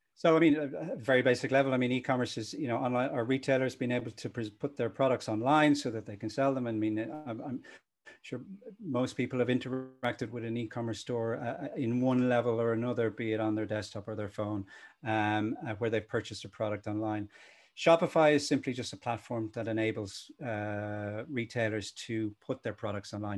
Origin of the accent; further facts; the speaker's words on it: Dublin, Leinster, Ireland; also born or lived in Cork / Limerick / Belfast / United Kingdom; my parents actually moved up to Dublin when I was one. So I uh, I learned to crawl and drill in Cork, and then the rest was in Dublin